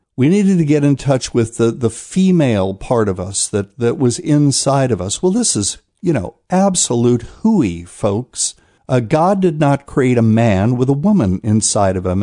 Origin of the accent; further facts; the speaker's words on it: New Bern, North Carolina, United States; my hometown of New Bern, North Carolina